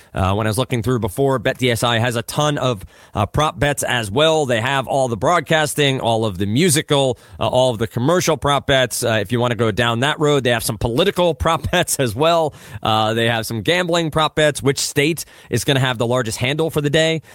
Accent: Old Bridge, New Jersey, United States; also born or lived in Brooklyn, New York; I was born in Brooklyn, so I have to cite that. So I was born in Brooklyn. Um, right. I grew up in Old Bridge, New Jersey.

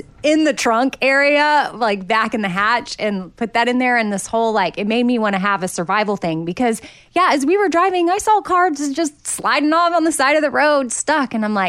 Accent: Texas, United States; you know, I grew up in Texas. There was not always severe weather, which is why what's happening there right now is so crazy in Austin.

